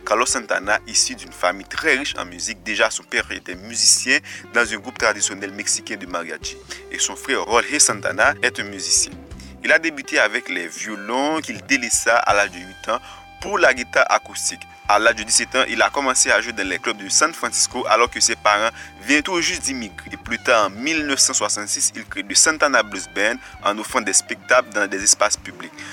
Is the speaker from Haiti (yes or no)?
yes; Haiti; chez nous en Haïti